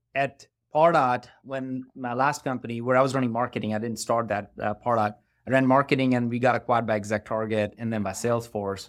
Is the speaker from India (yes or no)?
yes; India; moved away as an adult; now in Atlanta, United States; I grew up in India